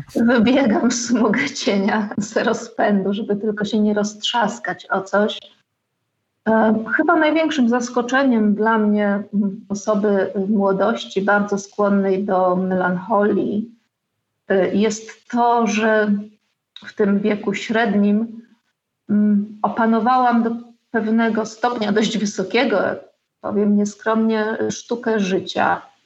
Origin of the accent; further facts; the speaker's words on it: Wałbrzych, Lower Silesian Voivodeship, Poland; moved away as an adult; also born or lived in Wrocław; now in Podkowa Leśna, Poland; od kiedy wyjechałam z Wałbrzycha w wieku 18 lat z plecakiem czerwonym na stelażu do Wrocławia na studia